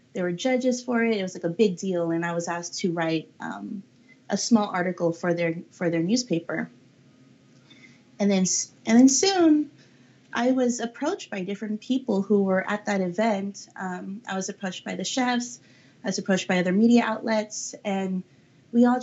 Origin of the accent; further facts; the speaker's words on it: Daly City, California, United States; I was just blessed to be brought up in an area where you could just go down the street